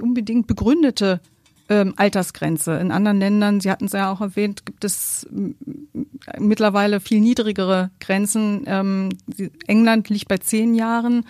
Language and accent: German; Germany; Bei uns in Deutschland